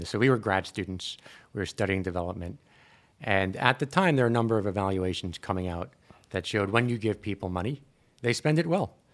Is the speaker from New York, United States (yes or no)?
yes; Long Island, New York, United States; also born or lived in Brooklyn; I grew up in the States. I was born in Brooklyn, grew up in Long Island